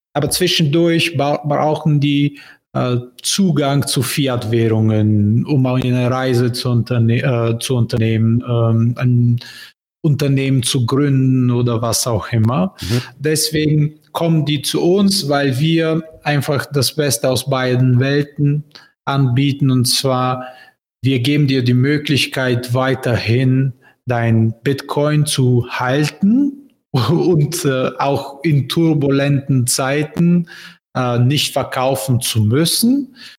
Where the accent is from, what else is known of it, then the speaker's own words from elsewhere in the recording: Bulgaria; German is a second language; also born or lived in Berlin, Germany; Bulgarien, mein Heimatland